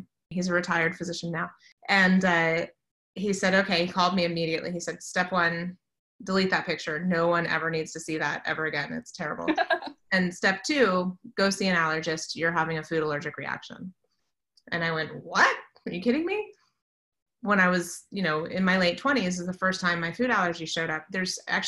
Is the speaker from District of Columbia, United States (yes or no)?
yes; Washington, District of Columbia, United States; I grew up in the Washington, D.C. area